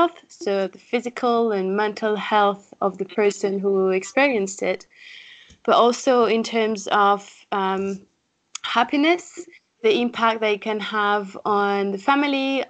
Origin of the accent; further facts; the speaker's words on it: France; accent: French; English is a second language; moved away as an adult; also born or lived in Paris, France; now in Leeds, United Kingdom; French, I think my accent is already showing this.